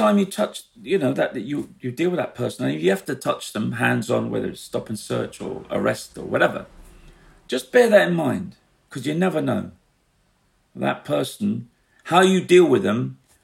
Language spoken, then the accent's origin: English; London, United Kingdom; I grew up in the East End.